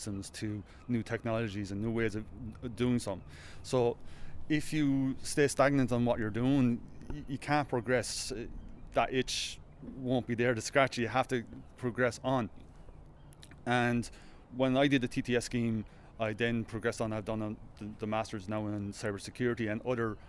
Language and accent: English; Kilkenny, Leinster, Ireland; I'm from Kilkenny, I work in DFHQ CIS in Dublin